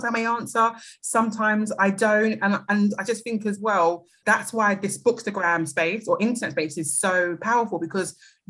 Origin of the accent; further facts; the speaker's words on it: London, United Kingdom; accent: British; As I'm sure most people can tell by my accent, I'm British. I'm from London, South East.